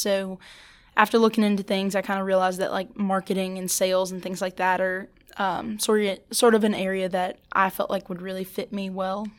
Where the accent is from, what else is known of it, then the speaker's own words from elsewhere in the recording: St. Francisville, Louisiana, United States; I'm actually from Saint Francisville, Louisiana